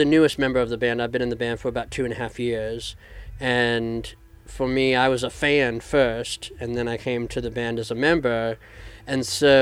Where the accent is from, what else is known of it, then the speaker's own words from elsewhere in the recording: Central Appalachia, United States; born and raised in central Appalachia, grew up in the mountains.